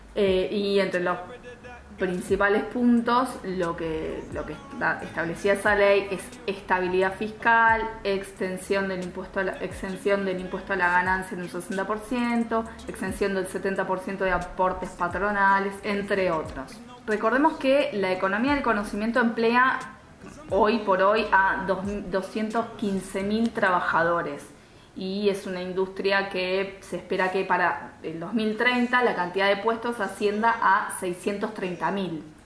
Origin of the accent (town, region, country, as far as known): Argentina